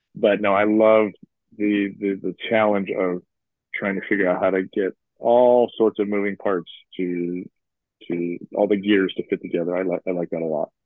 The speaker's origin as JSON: {"language": "English", "town": "Chicago", "region": "Illinois", "country": "United States", "tie": "born or raised there", "said": "I grew up in Chicago"}